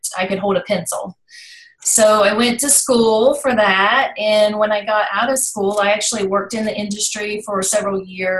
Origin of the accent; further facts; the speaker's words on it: Virginia, United States; also born or lived in North Carolina, United States; But I was raised in Virginia, right across the state line.